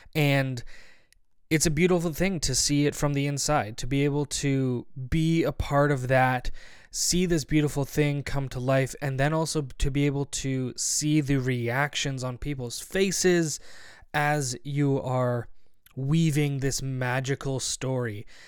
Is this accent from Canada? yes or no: yes; Barrie, Ontario, Canada; I'm from Barrie, Ontario